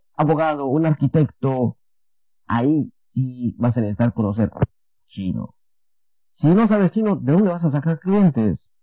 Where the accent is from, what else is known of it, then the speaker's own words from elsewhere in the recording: Guatemala; now in Taiwan; Yo soy de Guatemala.